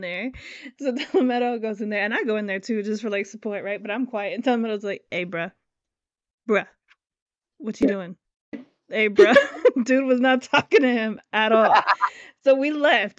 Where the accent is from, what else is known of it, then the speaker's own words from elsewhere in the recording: Florida, United States; I'm from Florida